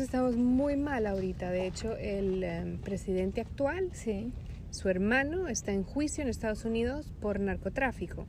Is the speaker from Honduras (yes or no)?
yes; Honduras; moved away as an adult; also born or lived in Monterrey, Mexico / San Miguel de Allende, Mexico / Barcelona, Spain / Darmstadt, Germany; yo soy de Honduras y mm, hace casi 12 años que me mudé a vivir en Europa